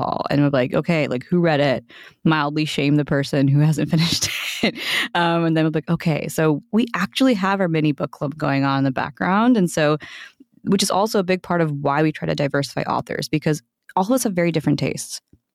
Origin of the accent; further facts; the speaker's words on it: United States; I'm Indian American